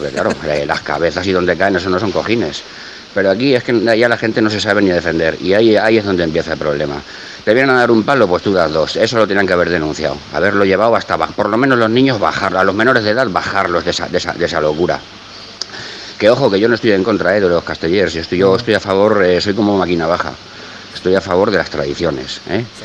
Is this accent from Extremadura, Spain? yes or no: no; Barcelona, Catalonia, Spain; now in Valencia, Spain; soy de Barcelona, he vivido allí muchísimos años, casi toda mi vida